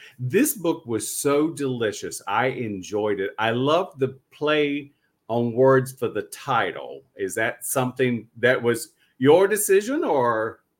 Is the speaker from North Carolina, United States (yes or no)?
yes; North Carolina, United States; I'm Southern from North Carolina.